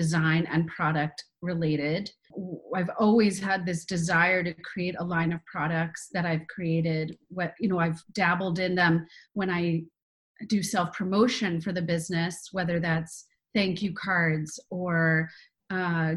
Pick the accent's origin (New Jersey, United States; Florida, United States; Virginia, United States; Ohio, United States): Virginia, United States; Fairfax; Northern Virginia, right outside of D.C. in Fairfax